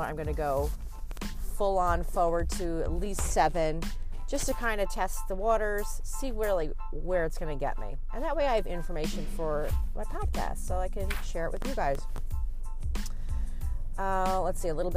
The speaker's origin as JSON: {"language": "English", "region": "Connecticut", "country": "United States", "said": "I'm from Connecticut"}